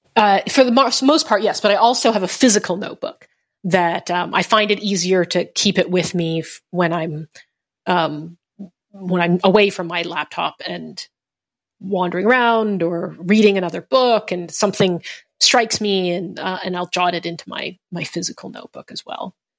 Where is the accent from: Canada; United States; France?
Canada; I'm Canadian, uh, and Asian Canadian to boot.